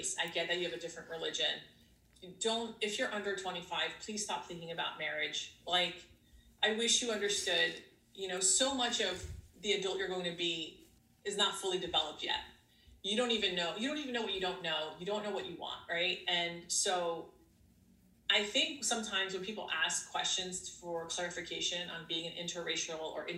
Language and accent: English; United States; I'm Greek American. Like I was raised here and my husband is Greek.